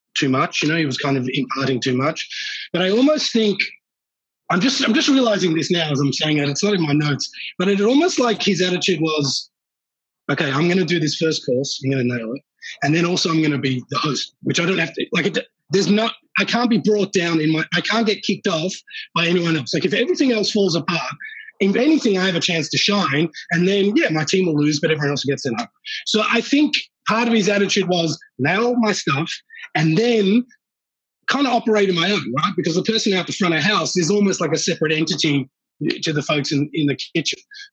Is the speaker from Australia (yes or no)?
yes; Australia; I'm Australian